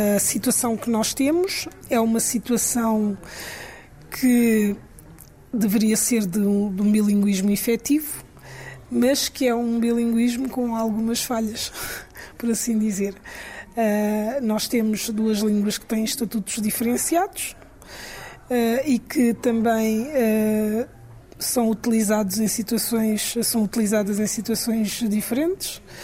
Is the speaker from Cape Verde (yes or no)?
yes; Cape Verde